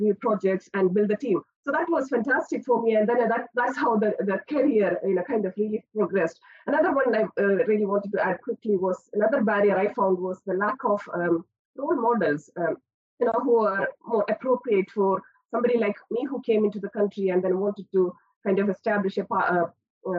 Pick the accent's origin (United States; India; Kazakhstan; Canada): India; moved away as an adult; now in Aberdeen, United Kingdom; I'm not from the UK. I spent my childhood and early years of higher education in India.